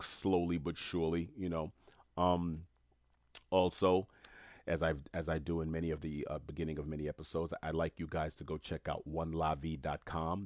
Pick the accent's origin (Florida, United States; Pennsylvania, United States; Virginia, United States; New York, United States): New York, United States; New York City; I'm Haitian American, born and raised in New York City.